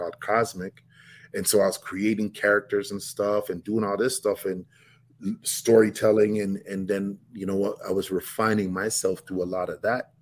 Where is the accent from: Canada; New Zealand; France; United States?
Canada; Toronto, Ontario